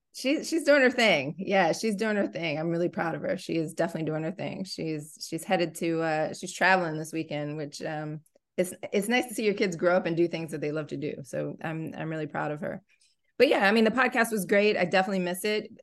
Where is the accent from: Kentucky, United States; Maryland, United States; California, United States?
Maryland, United States; Columbia; Columbia is my hometown